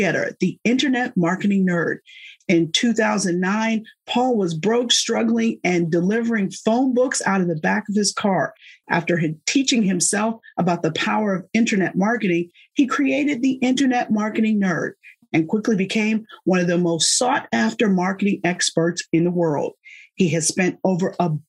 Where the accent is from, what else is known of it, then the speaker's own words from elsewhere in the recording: Philadelphia, Pennsylvania, United States; I'm from Philadelphia